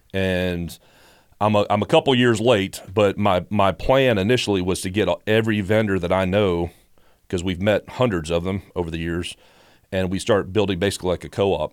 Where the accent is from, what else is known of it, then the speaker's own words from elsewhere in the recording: Statesboro, Georgia, United States; also born or lived in Chicago; we moved here in the, in the late seventies when I was little, so I've grown up in Bullock County